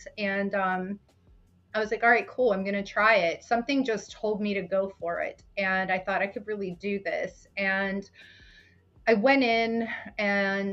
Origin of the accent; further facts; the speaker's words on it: Pennsylvania, United States; also born or lived in Brooklyn, New York (family); I grew up in Pennsylvania